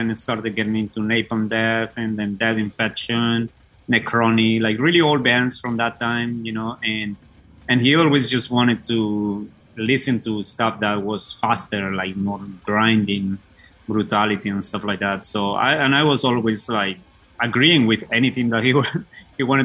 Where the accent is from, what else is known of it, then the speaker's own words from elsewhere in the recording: Bogotá, Colombia; moved away as an adult; now in United States; I founded the band …, or …, as we say it in Colombia, with my brother and another guy in the neighborhood where we were living in Bogota